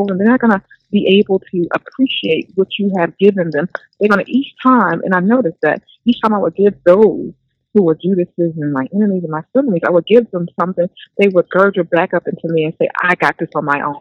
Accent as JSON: {"language": "English", "region": "New Jersey", "country": "United States", "said": "I'm from Jersey"}